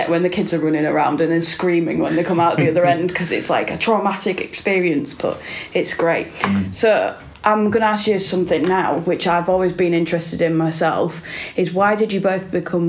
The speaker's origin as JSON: {"language": "English", "town": "Bridlington", "region": "Yorkshire and the Humber", "country": "United Kingdom", "said": "You know, I'm from East Yorkshire myself. I was born in East Yorkshire. I was born in Bridlington."}